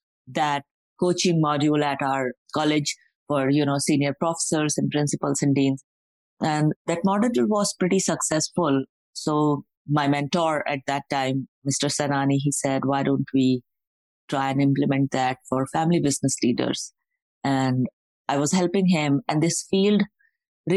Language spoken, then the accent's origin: English; India; I was born and brought up in India